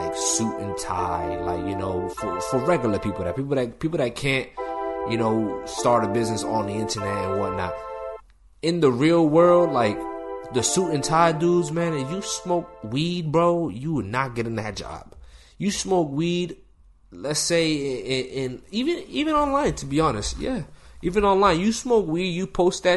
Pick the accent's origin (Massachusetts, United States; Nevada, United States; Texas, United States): Massachusetts, United States; A lot of people think I'm from New York. I'm from Massachusetts